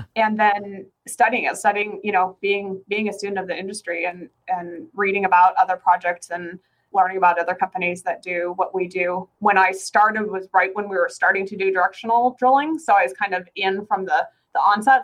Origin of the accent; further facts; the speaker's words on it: northern Alberta, Canada; moved away as an adult; now in Phoenix, United States; I'm originally from Canada. I'm from northern Alberta